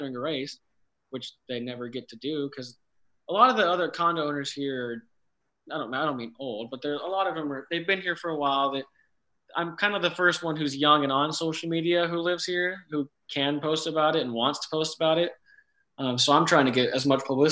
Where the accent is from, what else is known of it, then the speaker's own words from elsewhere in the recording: California, United States; moved away as an adult; now in Charlotte, United States; I grew up in California